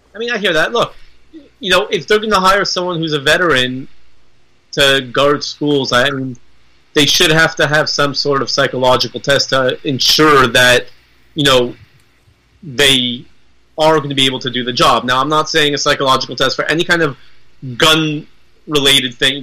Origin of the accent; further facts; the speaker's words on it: United States; I am an American